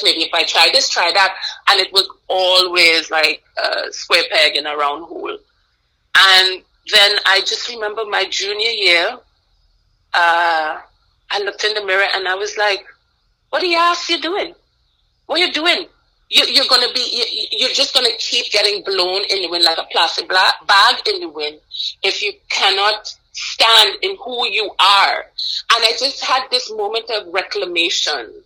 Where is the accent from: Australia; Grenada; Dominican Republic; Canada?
Grenada; moved away as an adult; also born or lived in Guyana / Eritrea / Virginia, United States; now in United States; I was actually born on Guyana and moved to Grenada when I was very young